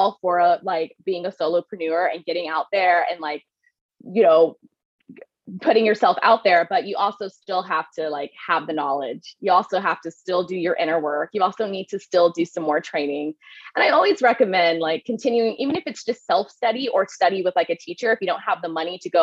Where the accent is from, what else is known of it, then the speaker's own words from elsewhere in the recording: Midland, Texas, United States; moved away as an adult; also born or lived in Dallas, Texas; I'm originally from Midland, Odessa, which is, if you've ever seen the movie Friday Night Lights, there's a book called Friday Night Lights that is based on my town.